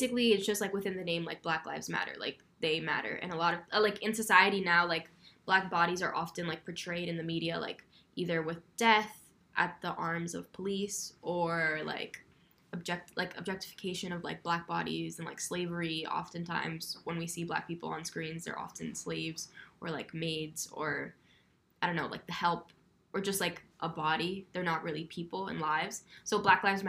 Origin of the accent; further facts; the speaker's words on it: Providence, Rhode Island, United States; I'm also from the South Side of Providence